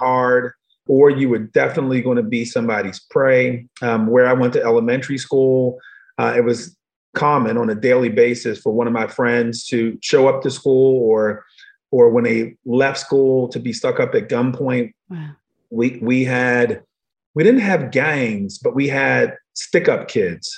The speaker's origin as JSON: {"language": "English", "town": "Baltimore", "region": "Maryland", "country": "United States", "tie": "born or raised there", "said": "I was born in Baltimore, Maryland, but in the wrong part of Baltimore"}